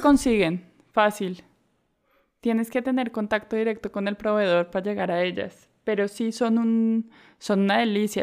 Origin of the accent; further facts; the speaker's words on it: Colombia; moved away; also born or lived in Mexico / Barcelona / Portugal; yo soy colombiana